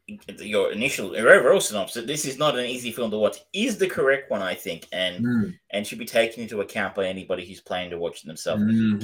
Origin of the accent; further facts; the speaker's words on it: Australia; I'm an Australian